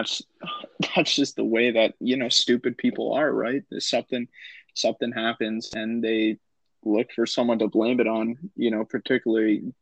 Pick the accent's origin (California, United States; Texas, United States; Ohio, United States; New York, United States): California, United States; we're from California